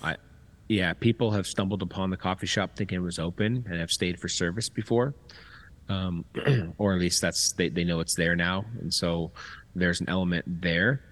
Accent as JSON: {"language": "English", "town": "Temecula", "region": "California", "country": "United States", "tie": "born or raised there", "also_born_or_lived": "Long Beach, California", "moved": "as an adult", "said": "I was born um, in Long Beach, but moved to Temecula when I was five and left when I was 35."}